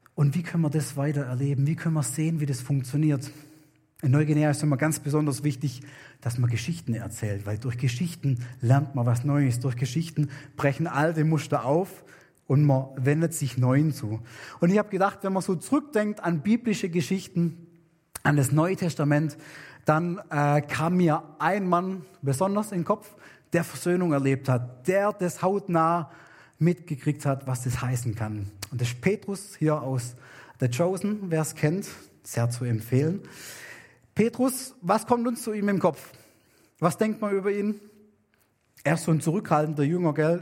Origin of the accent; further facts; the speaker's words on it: Germany; moved away; also born or lived in New Guinea; bei uns in Deutschland